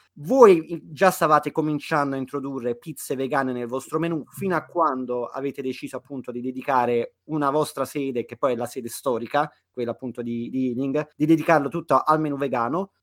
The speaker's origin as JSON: {"language": "Italian", "town": "Naples", "region": "Campania", "country": "Italy", "moved": "yes", "lives_now": "London, United Kingdom", "said": "da napoletano"}